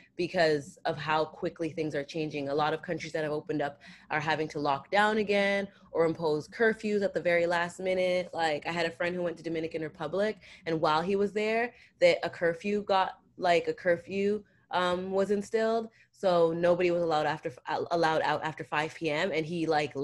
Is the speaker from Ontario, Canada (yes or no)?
yes; Toronto, Ontario, Canada; I'm from Canada